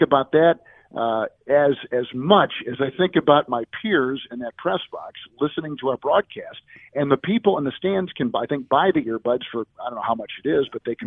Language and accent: English; St. Louis, Missouri, United States; the late, great Jack Buck, who I listened to growing up in St. Louis on KMOX radio